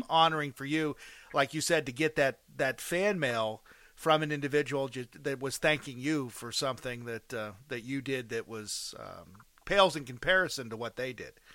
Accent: outside of Pittsburgh, Pennsylvania, United States; I'm from outside of Pittsburgh

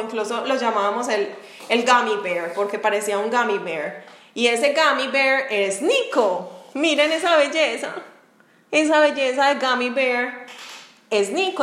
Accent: Medellín, Antioquia, Colombia; moved away as an adult; now in Jacksonville, United States; las dos somos de Medellín y yo estoy en Jacksonville, Florida.

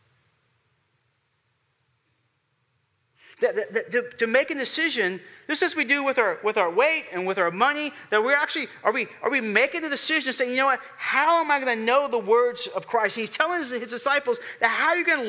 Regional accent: Houston, Texas, United States; I'm from Houston

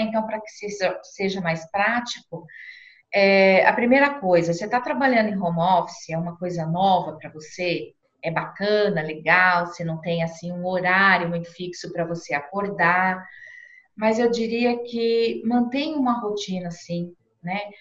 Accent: Brazil; nós, como brasileiros

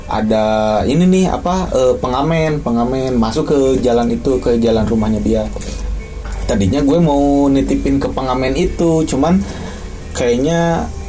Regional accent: Ujung Berung, West Java, Indonesia; Gue Ujung Berung anjing. Ujung Berung juga udah jauh anjing.

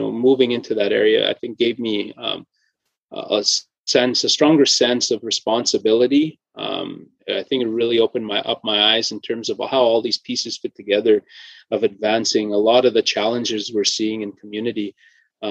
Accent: Cumberland House, Saskatchewan, Canada; Growing up in Cumberland House, you know, drawn to the environment

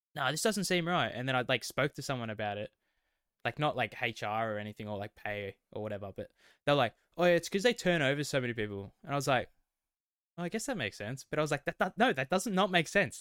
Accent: west of Melbourne, Victoria, Australia; accent: Australian; we are Australian. Um, we both grew up, uh, west of Melbourne

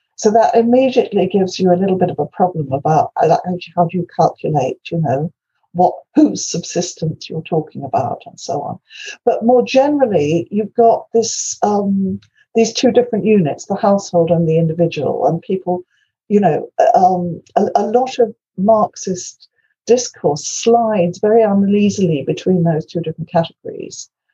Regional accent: Wales, United Kingdom; first language Welsh; English is a second language; my native tongue is Welsh

